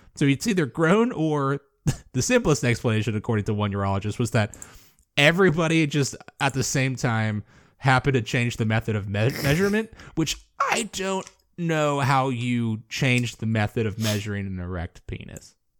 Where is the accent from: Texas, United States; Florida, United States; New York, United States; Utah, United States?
Florida, United States; moved away; called to return to my home state